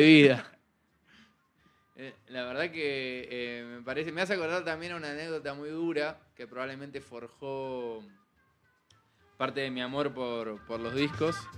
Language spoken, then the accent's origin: Spanish; Argentina; accent: sutilmente sureño (Argentine); now in Mexico City, Mexico; una bandita argentina, ya que habrán notado que tengo un acento sutilmente sureño